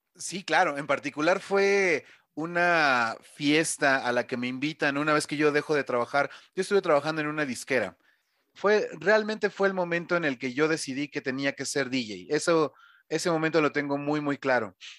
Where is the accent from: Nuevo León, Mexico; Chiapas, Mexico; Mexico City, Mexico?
Mexico City, Mexico; yo soy de la Ciudad de México